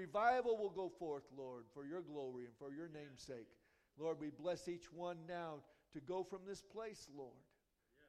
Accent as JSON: {"language": "English", "country": "United States", "tie": "born or raised there", "said": "I was born here, and I've been overseas, and every time I come back home"}